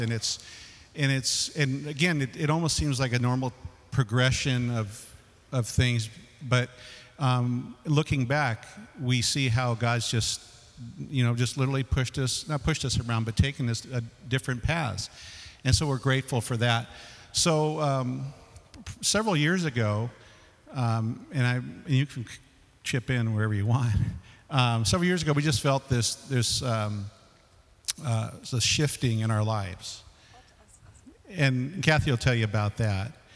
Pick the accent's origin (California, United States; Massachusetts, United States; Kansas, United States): California, United States; San Fernando Valley; I grew up in the San Fernando Valley and the smog and all that stuff.